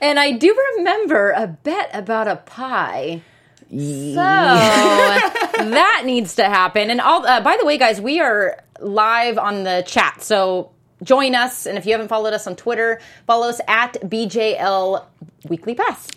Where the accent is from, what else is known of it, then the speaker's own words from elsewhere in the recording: Portland, Oregon, United States; I from Portland, Oregon